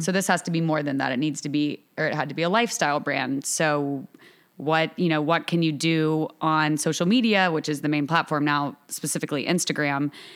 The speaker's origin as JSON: {"language": "English", "town": "Augusta", "region": "Georgia", "country": "United States", "tie": "born or raised there", "also_born_or_lived": "New York", "moved": "as an adult", "lives_now": "Charleston, United States", "said": "I'm from Augusta, Georgia. I went to school in Augusta until college"}